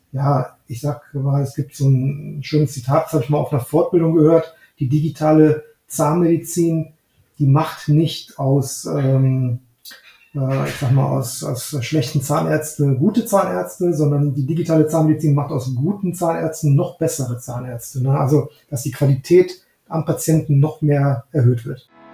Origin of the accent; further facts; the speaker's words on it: Neuss, North Rhine-Westphalia, Germany; also born or lived in Düsseldorf; Ich ähm, bin aufgewachsen in Neuss und in Düsseldorf zur Schule gegangen